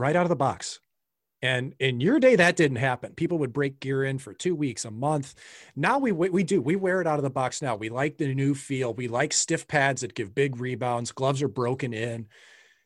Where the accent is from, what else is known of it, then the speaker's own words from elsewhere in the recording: St. Louis, Missouri, United States; with the St. Louis Blues again in my hometown